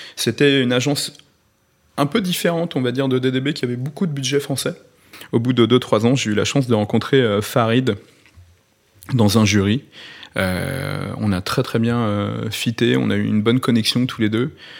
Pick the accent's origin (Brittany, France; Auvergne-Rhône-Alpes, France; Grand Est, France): Auvergne-Rhône-Alpes, France; Lyon; moved away as an adult; now in Paris, France; j'étais de Lyon